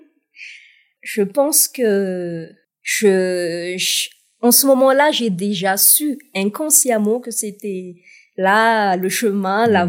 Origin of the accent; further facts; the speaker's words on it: Toliara, Atsimo-Andrefana, Madagascar; j'ai pu représenter euh, ma ville natale, Tuléar, au slam national